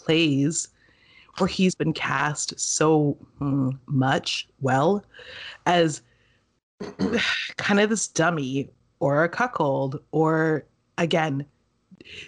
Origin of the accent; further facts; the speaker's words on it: Canada; we are Canadian